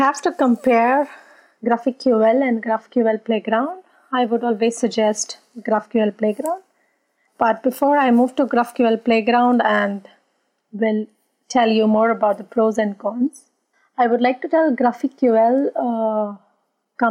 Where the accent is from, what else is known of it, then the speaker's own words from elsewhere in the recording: India; now in Berlin, Germany; I'm originally from India